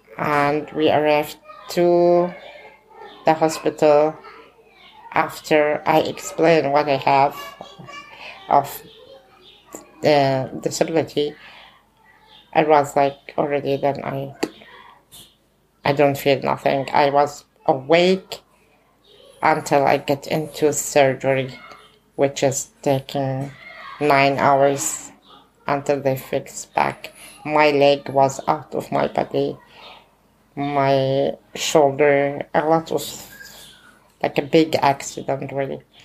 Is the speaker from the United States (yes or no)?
no; Bethlehem, West Bank, Palestine; Growing up in the Gaza camp. Al camp, it's in the kind of middle of Bethlehem